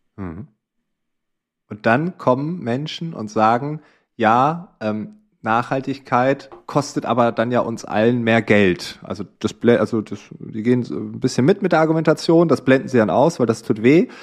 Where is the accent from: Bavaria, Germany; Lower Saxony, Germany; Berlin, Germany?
Lower Saxony, Germany; East Frisia; Ich komme aus Ostfriesland, da in einem Dorf